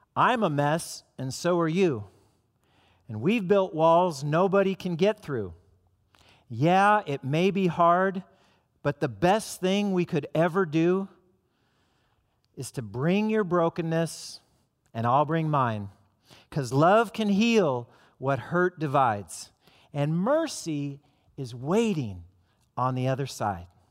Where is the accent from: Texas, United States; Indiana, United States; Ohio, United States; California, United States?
California, United States; Southern; moved away; I'm from Southern California